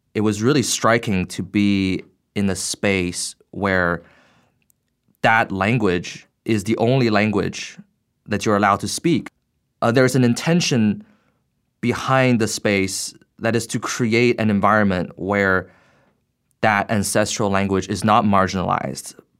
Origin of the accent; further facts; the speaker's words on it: Beijing, China; moved away as an adult; now in United States; I grew up in Beijing. Uh, at the age of eighteen, I came to the U S for college and grad school